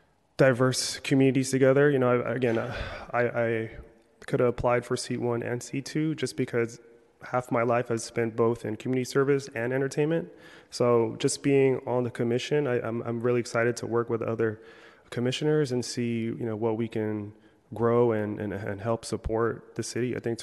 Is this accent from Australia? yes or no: no; Philippines; I'm Filipino, so we do a lot of food festivals, so a lot of eating.